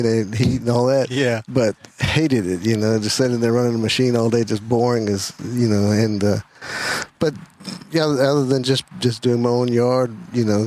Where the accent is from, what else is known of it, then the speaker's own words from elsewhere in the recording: Scottsville, Virginia, United States; I'm actually from Scottsville, Virginia